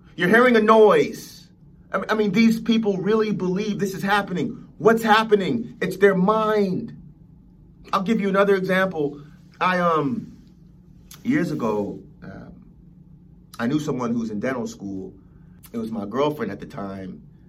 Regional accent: Los Angeles, California, United States; growing up in Los Angeles.

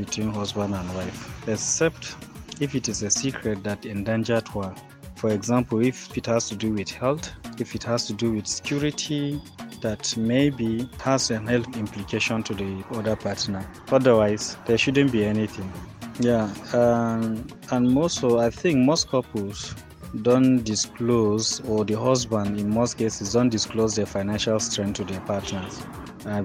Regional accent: Gombe, Gombe State, Nigeria; I'm from Gombe.

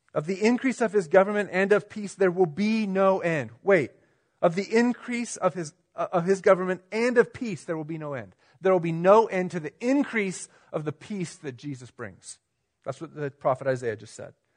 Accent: United States; us as American Christians

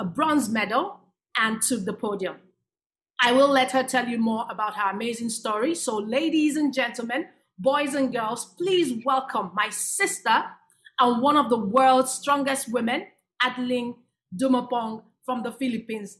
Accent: Nigeria; I'm from Nigeria, I'm African

